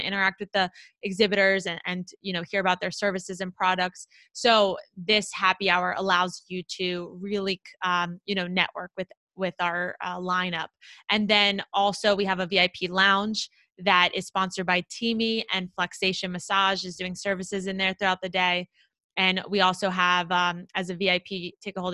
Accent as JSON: {"language": "English", "region": "South Florida", "country": "United States", "tie": "born or raised there", "said": "I grew up in South Florida and it's like my hometown"}